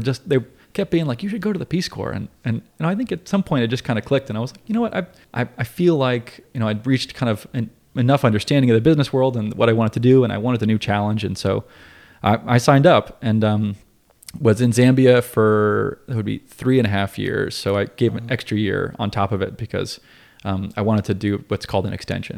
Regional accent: Asheville, North Carolina, United States; I grew up in Asheville

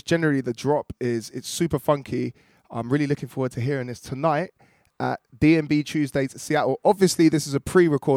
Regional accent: United Kingdom; being from the UK

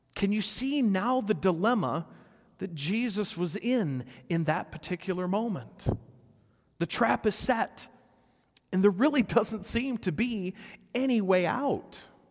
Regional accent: Rockford, Illinois, United States; my hometown of Rockford.

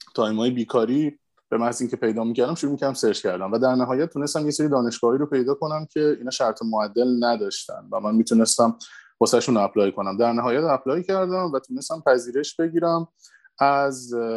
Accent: Iran; moved away as an adult; دقیقا 9 سال پیش بود که من از ایران مهاجرت کردم

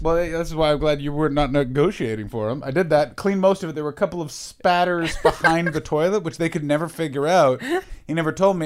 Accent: Canada; moved away; I'm from Canada

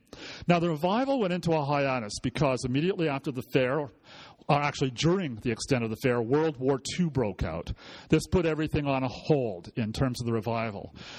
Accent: Victoria, British Columbia, Canada; now in Lethbridge, Canada; since I'm from Victoria

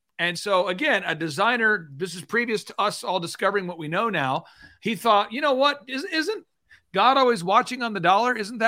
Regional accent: Tulsa, Oklahoma, United States; born there; But as far as my testimony, I was born in Tulsa, Oklahoma.

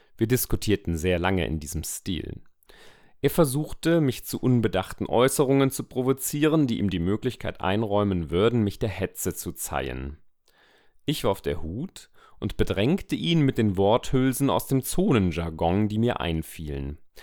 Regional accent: Weimar, Thuringia, Germany; ich bin neunzehnhundertneunundachtzig in Weimar geboren.

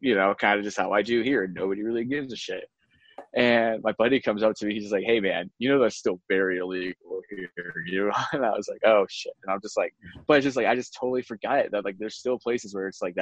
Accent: Colorado, United States; I'm from Colorado

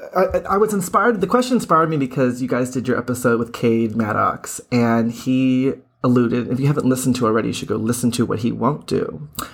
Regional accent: Boston, Massachusetts, United States; I am from Boston

